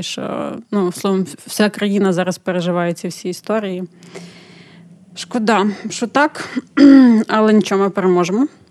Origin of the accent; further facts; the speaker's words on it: Ukraine; Ми з України